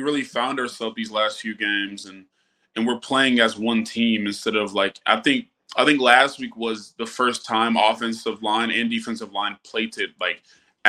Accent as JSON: {"language": "English", "region": "Alabama", "country": "United States", "tie": "born or raised there", "said": "And me growing up in Alabama, we didn't have no NFL team."}